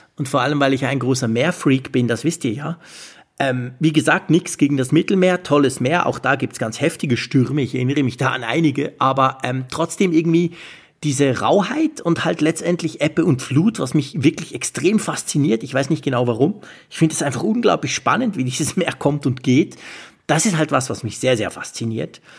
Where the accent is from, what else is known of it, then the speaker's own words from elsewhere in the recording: Switzerland; als Schweizer